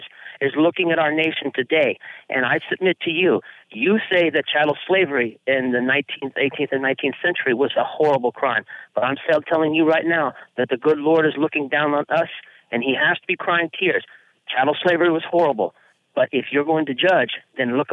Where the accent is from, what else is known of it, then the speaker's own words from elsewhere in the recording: San Antonio, Texas, United States; moved away; I'm from San Antonio, Texas, originally. I'm a native San Antonian